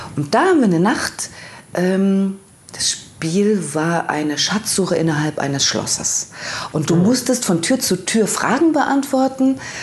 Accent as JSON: {"language": "German", "town": "Leipzig", "region": "Saxony", "country": "Germany", "tie": "born or raised there", "said": "ich, wie gesagt, bin ja ein Kind der DDR und es gab bei uns am Rande von Leipzig"}